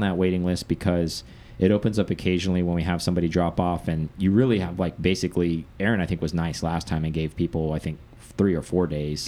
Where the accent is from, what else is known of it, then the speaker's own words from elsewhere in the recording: United States; we are American